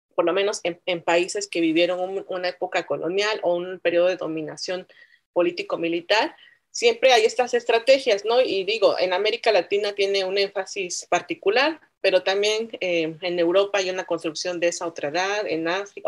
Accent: Oaxaca, Mexico; also born or lived in San Bartolomé Loxicha / San Miguel Quetzaltepec; yo crecí entre esos tres espacios, ¿no? Entre la ciudad de Oaxaca, entre el pueblo San Bartolomé Loxicha, que es eh, mi pueblo materno, y entre San Miguel Quetzaltepec

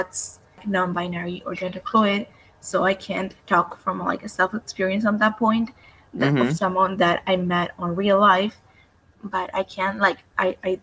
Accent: Buenos Aires, Argentina; I'm from Argentina, Buenos Aires

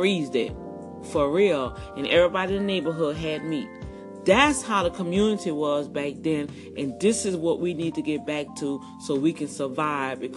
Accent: New Orleans, Louisiana, United States; moved away; growing up in Algiers and New Orleans

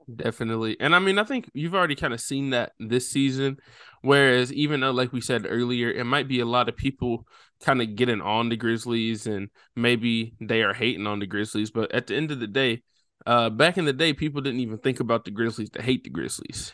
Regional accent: right outside of Nashville, Tennessee, United States; I'm not from Memphis. I grew up right outside of Nashville

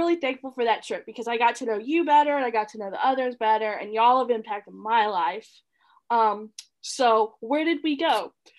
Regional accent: the South, United States; We're from the South. Come on, Andrew. We've seen them.

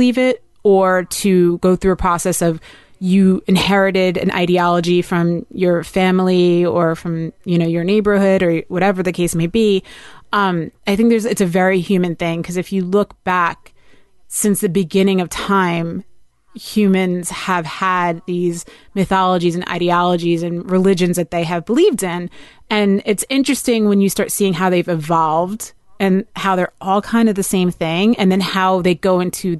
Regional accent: New Jersey, United States; I'm a dirty Jersey girl

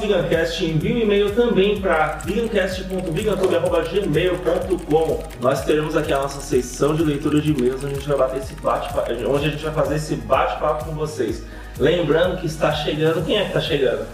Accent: Bahia, Brazil; no Nordeste da minha terra, da Bahia

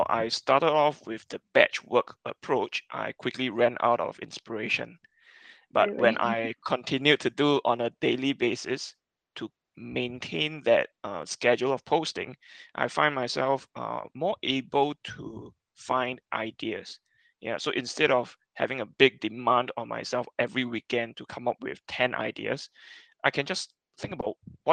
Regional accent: Singapore; I'm from Singapore

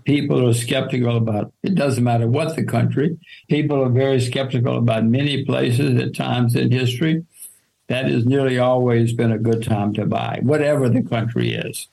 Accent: United States; I'm an American

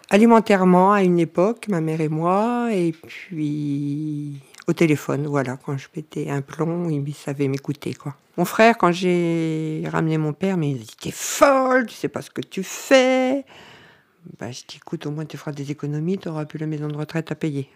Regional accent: Nord, Hauts-de-France, France; moved away as an adult; now in Cévennes, France; je viens du Nord, ça fait 20 ans que je suis dans les Cévennes

